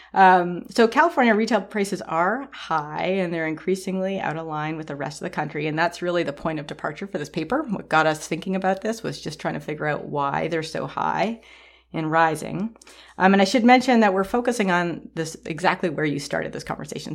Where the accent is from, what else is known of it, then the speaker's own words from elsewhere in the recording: Toronto, Ontario, Canada; moved away; I grew up in Toronto, which is a really big city